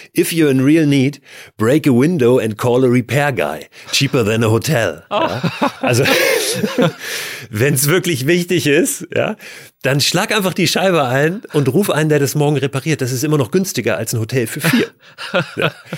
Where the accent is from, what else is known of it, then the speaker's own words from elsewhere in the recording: Germany; wir sind Deutsche